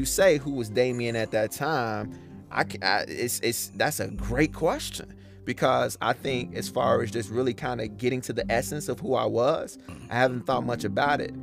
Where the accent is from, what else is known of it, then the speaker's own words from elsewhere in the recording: Chicago, Illinois, United States; also born or lived in Justice, Illinois; from the South Side, grew up on 79th near Ashland